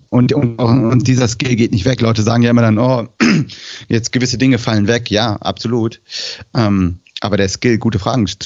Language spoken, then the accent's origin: German; Switzerland; dann testest du es erstmal aus deinem Kontext. Also als Frau, als Schweizerin, mit einem Schweizer Alphabet